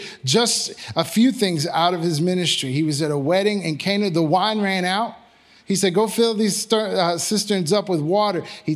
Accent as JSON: {"language": "English", "town": "Magnolia", "country": "United States", "said": "I'm from Magnolia"}